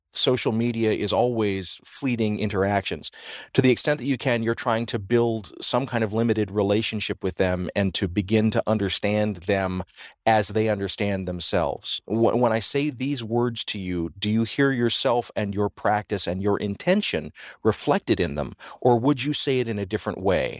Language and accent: English; the South, United States; Growing up in the South